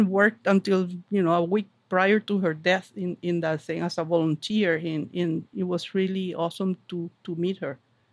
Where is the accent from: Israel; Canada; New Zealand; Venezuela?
Venezuela; English is a second language; moved away as an adult; also born or lived in Kalamazoo, Michigan; now in Manchester, United States; Where are you from? Venezuela.